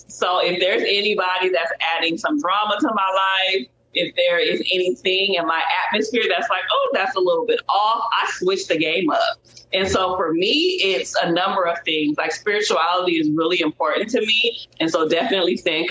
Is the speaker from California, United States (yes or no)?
yes; Compton, California, United States; I grew up in Compton, California